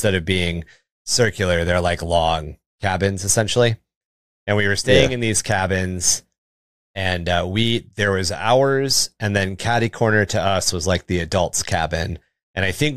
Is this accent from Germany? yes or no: no; Washington, United States; moved away; I grew up in Washington State